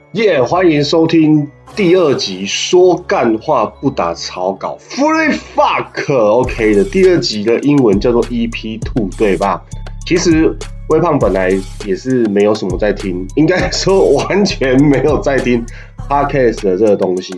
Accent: Taiwan; 我们是台湾人

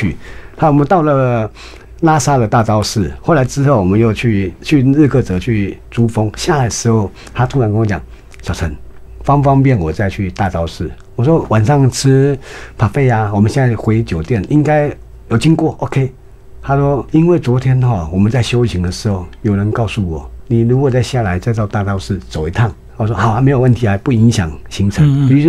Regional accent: Taiwan; 除非你今天到福建、到厦门， 还可能跟我们台湾人口味差不多

